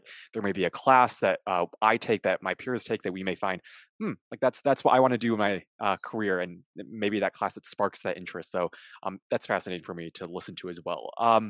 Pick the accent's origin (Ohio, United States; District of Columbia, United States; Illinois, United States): Illinois, United States; Chicago; one of Jill's and my hometown papers, which was which is currently Chicago Sun-Times.